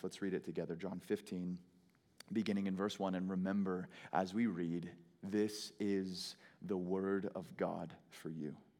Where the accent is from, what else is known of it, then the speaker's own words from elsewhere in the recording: Phoenix, Arizona, United States; I hail from Phoenix, Arizona.